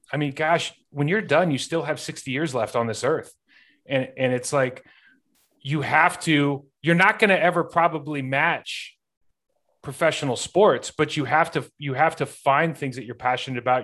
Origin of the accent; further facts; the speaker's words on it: Lake Arrowhead, California, United States; moved away as an adult; growing up in Lake Arrowhead, California, I mean, we, we had one stoplight.